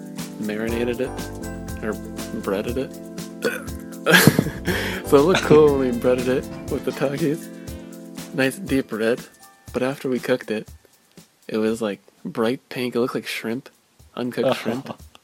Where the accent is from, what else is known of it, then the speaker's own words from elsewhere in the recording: Canada; So we're drunkest and he's 19, but we're Canadian.